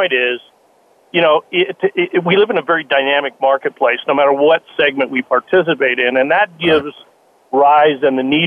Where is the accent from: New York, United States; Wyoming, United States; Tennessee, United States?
Wyoming, United States; Wheatland; Yeah, southeast Wyoming. I come from a little town of Wheatland. I grew up on a ranch in southeast Wyoming